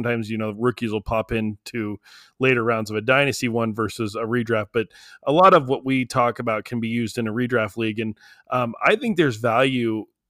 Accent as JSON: {"language": "English", "region": "New Mexico", "country": "United States", "said": "I'm in Midland, Texas right now. I'm from New Mexico, but I'm down in Midland."}